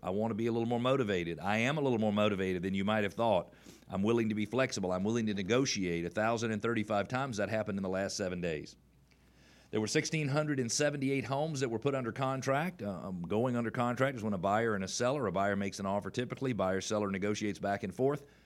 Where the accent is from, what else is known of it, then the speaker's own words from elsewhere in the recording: the South, United States; we're from the South